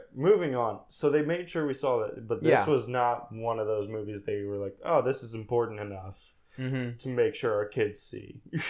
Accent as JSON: {"language": "English", "country": "United States", "said": "As an American, I guess."}